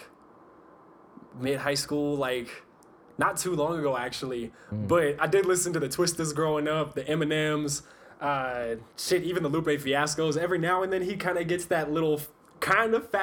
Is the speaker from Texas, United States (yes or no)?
no; Peoria, Arizona, United States; moved away as an adult; now in Colorado, United States; I'm from Phoenix, Arizona originally. I mean, specifically Peoria, Arizona, but it's like the suburbs, like North Phoenix, so most of us just say Phoenix. But yeah, I've pretty much lived there my whole entire life